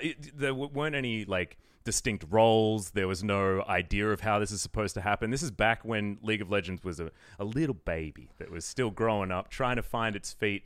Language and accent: English; Melbourne, Victoria, Australia; moved away as an adult; also born or lived in Sydney; I'm originally from Melbourne.